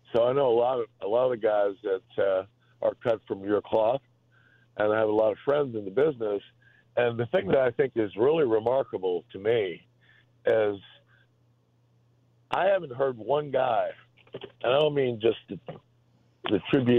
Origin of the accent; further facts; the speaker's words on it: Florida, United States; now in Chicago, United States; You know, I'm originally from Florida, and I've lived all over, but I've been here a long time